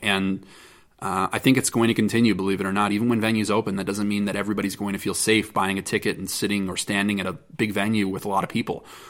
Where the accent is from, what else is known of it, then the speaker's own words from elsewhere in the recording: United States; as an American and as a member of this industry